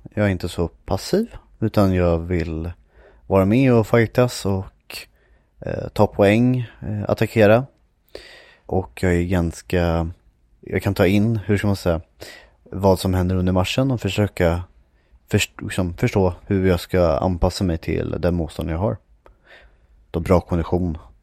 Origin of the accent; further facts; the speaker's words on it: Järfälla, Stockholm County, Sweden; also born or lived in Västerås; jag bodde när jag var liten i Järfälla